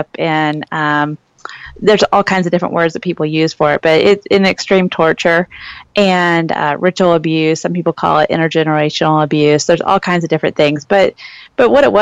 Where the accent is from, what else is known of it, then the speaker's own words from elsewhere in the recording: Illinois, United States; moved away as an adult; now in Phoenix, United States; I'm originally from Illinois, so the Midwest.